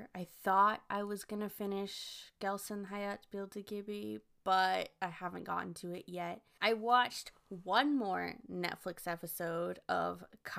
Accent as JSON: {"language": "English", "country": "United States", "said": "we're two American friends on opposite coasts"}